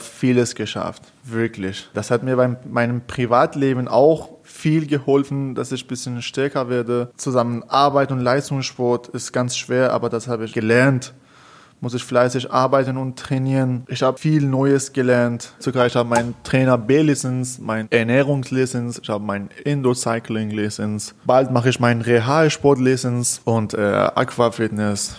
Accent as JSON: {"language": "German", "country": "Iran", "tie": "born or raised there", "also_born_or_lived": "Tehran", "second_language": "German", "moved": "as an adult", "lives_now": "Karlsruhe, Germany", "said": "in meinem Staat, in meinem Heimat, in Iran"}